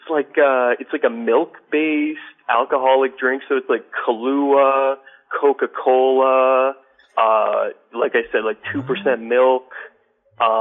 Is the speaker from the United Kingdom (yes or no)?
no; Canada; I'm from Canada.